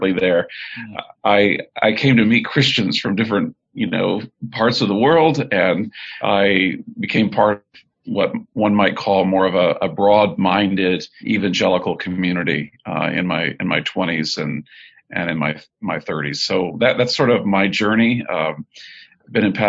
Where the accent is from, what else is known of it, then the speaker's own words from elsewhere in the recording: Texas City, Texas, United States; moved away as an adult; also born or lived in northern United States / United Kingdom; I was born in Texas City, Texas. I live most of my life now in the north, but have recently moved back to the state of Texas